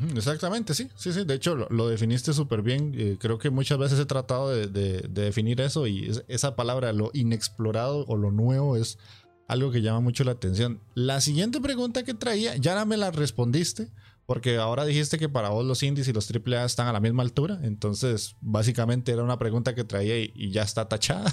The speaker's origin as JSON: {"language": "Spanish", "country": "Costa Rica", "said": "aquí en mi país, que es para quien no lo sabe, es Costa Rica"}